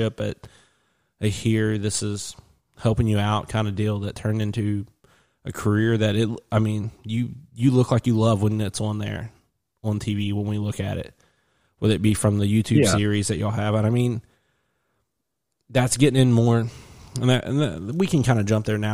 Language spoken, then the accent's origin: English; West Virginia, United States; I'm from West Virginia